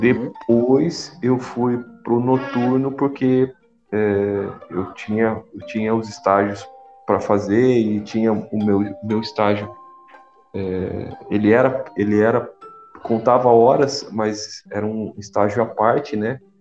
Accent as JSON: {"language": "Portuguese", "town": "Lins", "region": "São Paulo", "country": "Brazil", "tie": "born or raised there", "also_born_or_lived": "Marília / Vale do Jauru, Mato Grosso", "moved": "as an adult", "said": "Lins, que é a minha cidade natal, interior de São Paulo."}